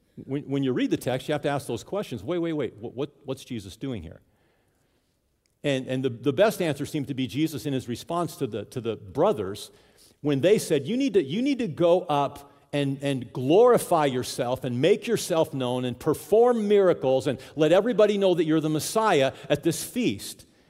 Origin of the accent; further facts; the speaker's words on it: Southern California, United States; now in South Dakota, United States; I grew up in Southern California